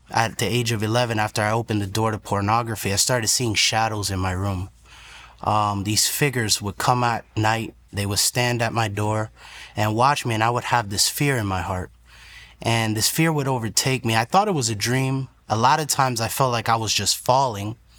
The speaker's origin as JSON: {"language": "English", "area": "Broward County", "region": "Florida", "country": "United States", "tie": "born or raised there", "also_born_or_lived": "New York", "said": "I was born in New York, raised in Broward County"}